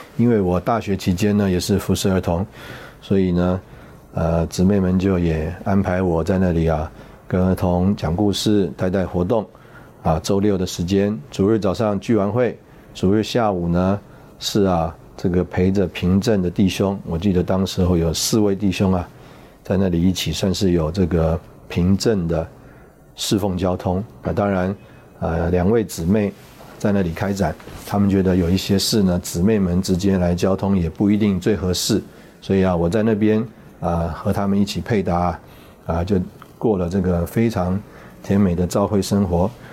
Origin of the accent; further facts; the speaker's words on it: Taipei, Taiwan; 我自己呢，是在台北出生，台北长大，啊，所以呢，可以这样讲，就是在读大学之前呢，啊，没有，呃，离开过台北